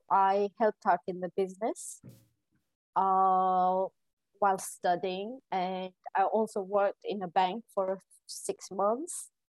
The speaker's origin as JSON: {"language": "English", "town": "Eldoret", "region": "Uasin Gishu County", "country": "Kenya", "tie": "born or raised there", "moved": "as an adult", "lives_now": "London, United Kingdom", "said": "I was born and brought up in Kenya, in, in Kenya."}